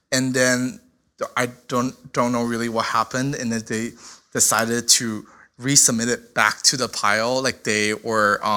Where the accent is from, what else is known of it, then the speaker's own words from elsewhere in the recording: Shenzhen, Guangdong, China; moved away; I'm from China. Uh, I'm from a city called uh, Shenzhen. It's uh, right next to Hong Kong, and it is only 10 years older than me.